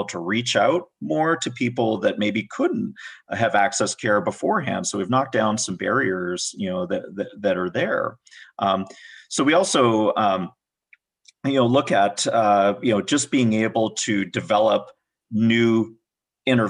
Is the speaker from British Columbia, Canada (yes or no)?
yes; Vancouver, British Columbia, Canada; now in United States; I'm from Vancouver, British Columbia